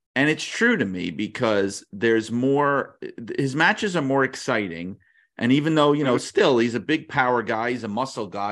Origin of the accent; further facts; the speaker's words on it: New York, United States; I grew up in New York, and I grew up in a very kind of working class neighborhood